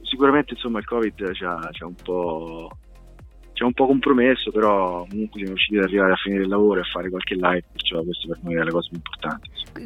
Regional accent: Montefiascone, Lazio, Italy; io di Monte Viescone

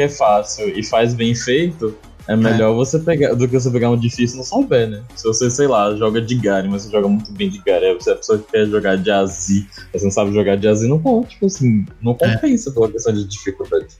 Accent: Bahia, Brazil; um bom baiano que sou

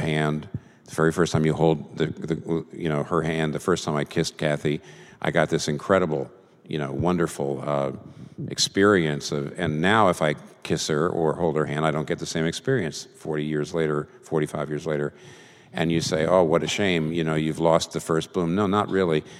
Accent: United States; I'm a Christian first and I'm an American second

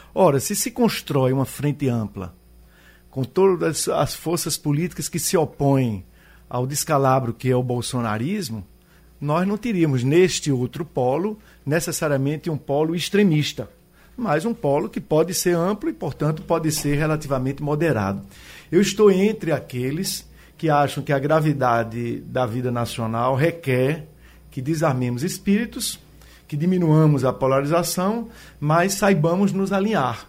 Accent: Brazil

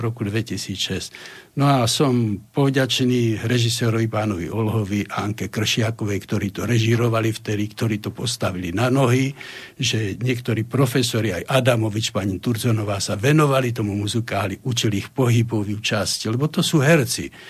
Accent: Slovakia; ja som taký ako Slovák

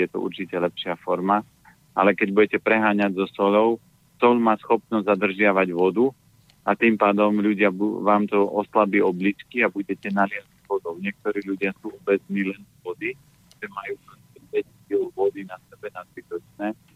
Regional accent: Orava, Žilina Region, Slovakia; ja pochádzam z Oravy

